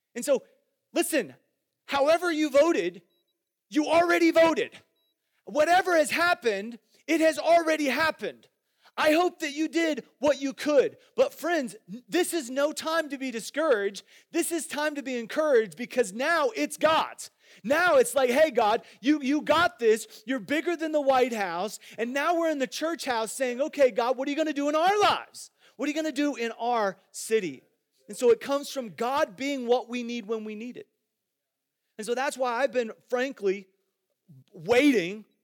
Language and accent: English; Iowa, United States; moved away; I grew up in Iowa